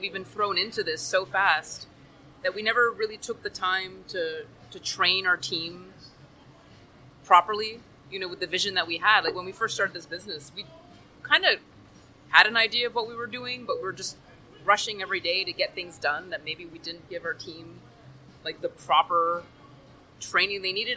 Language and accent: English; Timmins, Ontario, Canada; moved away as an adult; now in Miami, United States; I'm originally from northern Ontario, Canada, small town called Timmins